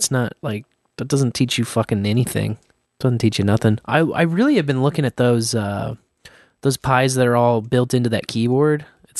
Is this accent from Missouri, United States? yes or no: yes; Missouri, United States; I have always lived in Missouri for my whole life.